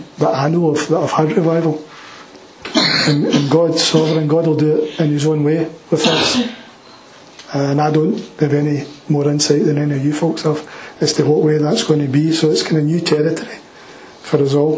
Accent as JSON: {"language": "English", "town": "Glasgow", "region": "Scotland", "country": "United Kingdom", "said": "I'm from the East End of Glasgow"}